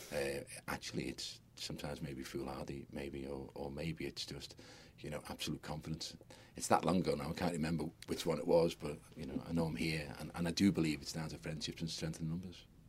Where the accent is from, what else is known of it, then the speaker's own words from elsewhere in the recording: Liverpool, North West England, United Kingdom; I'm a Scouser, and I, lo- I absolutely adore my city